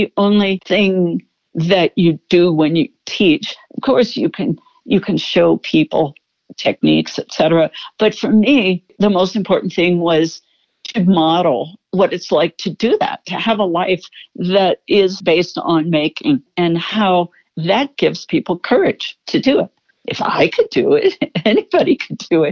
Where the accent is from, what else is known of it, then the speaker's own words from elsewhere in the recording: Pittsburgh, Pennsylvania, United States; moved away; I was born in Pittsburgh